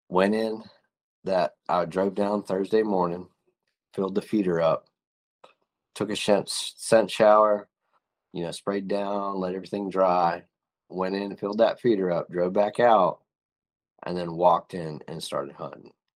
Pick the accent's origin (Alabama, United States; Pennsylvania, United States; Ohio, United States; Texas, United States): Pennsylvania, United States; Northwest; We grew up in Northwest Pennsylvania